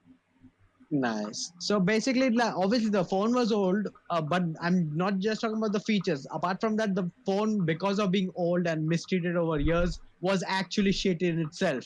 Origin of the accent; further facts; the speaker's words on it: India; I, as an Indian